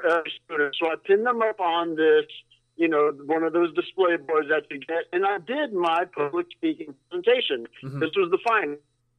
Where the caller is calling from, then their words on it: Sarasota, Florida, United States; from Sarasota.